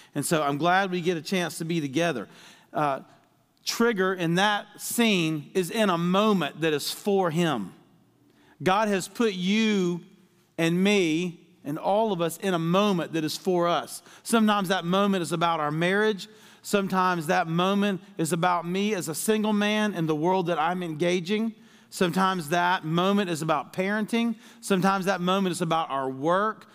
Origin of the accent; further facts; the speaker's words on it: Deep South, United States; I was raised in the Deep South